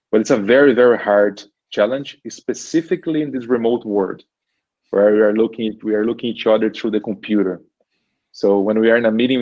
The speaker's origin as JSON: {"language": "English", "country": "Brazil", "first_language": "Portuguese", "second_language": "English", "moved": "as an adult", "lives_now": "Germany", "said": "when I come from Brazil"}